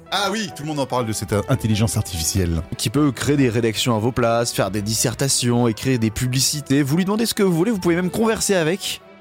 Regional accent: Pays de la Loire, France; Ouais, ouais, c'est plus, plus en Mayenne, je suis de Mayenne, euh, Nord-Mayenne.

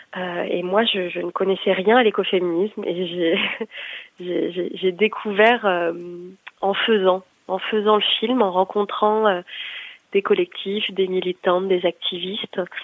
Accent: Brittany, France; J'ai grandi dans une dans une culture familiale anti-nucléaire aussi, euh, parce que je suis née en Bretagne

